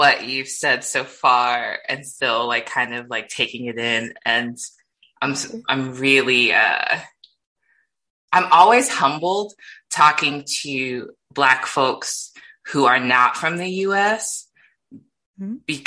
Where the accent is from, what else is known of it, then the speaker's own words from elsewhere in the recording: Midwest, United States; I grew up in the Midwest